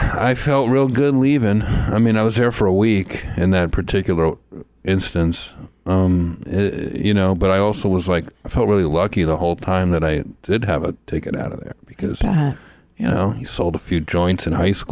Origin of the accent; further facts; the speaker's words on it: New Jersey, United States; Growing up in New Jersey, like starting out comedy in New Jersey, New York